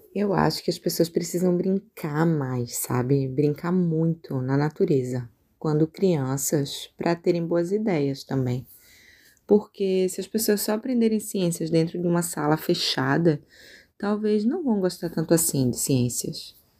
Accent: Recife, Pernambuco, Brazil; moved away as an adult; now in Rio Grande do Sul, Brazil; Eu sou de Recife

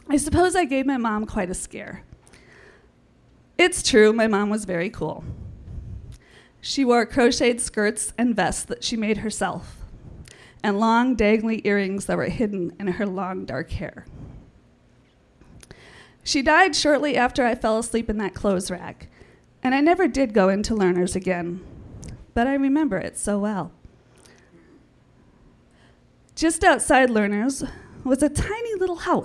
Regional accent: St. Paul, Minnesota, United States; When I was a kid growing up in the Midway area of St. Paul

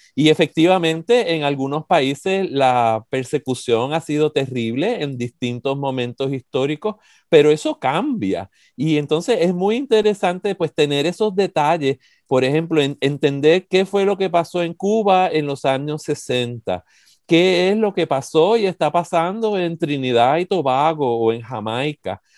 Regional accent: San Juan, Puerto Rico; now in United States; Miramar, que es el barrio de donde yo soy

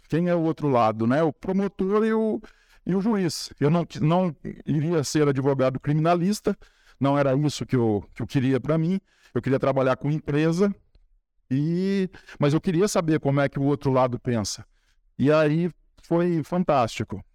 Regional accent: Espírito Santo do Pinhal, São Paulo, Brazil; eu nasci e cresci ali na Francisco José Fernandes 38, do lado da Igreja de São Benedito

